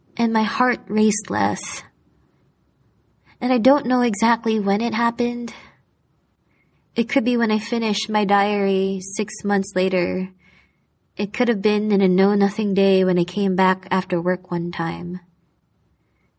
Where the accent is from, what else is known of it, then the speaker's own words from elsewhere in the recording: Manila, Metro Manila, Philippines; moved away as an adult; now in Hong Kong; I decided to go back to Manila